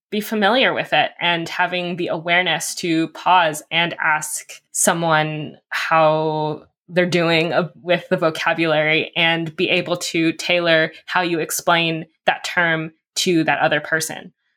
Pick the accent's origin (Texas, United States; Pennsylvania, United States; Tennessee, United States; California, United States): California, United States; I'm also from California